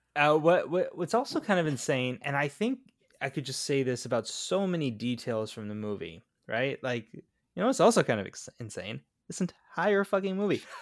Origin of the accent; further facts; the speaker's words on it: Florida, United States; born and raised in Florida